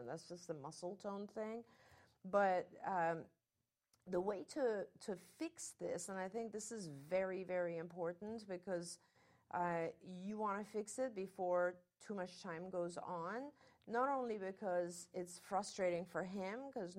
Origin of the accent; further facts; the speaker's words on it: United Kingdom; accent: British; I learned English in England, in the UK, and so I had a very British accent. Then I went to an American school, and it kind of became some weird mixture.